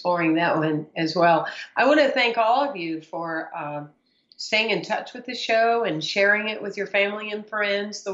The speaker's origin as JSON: {"language": "English", "region": "South Carolina", "country": "United States", "moved": "yes", "said": "I'm originally from South Carolina"}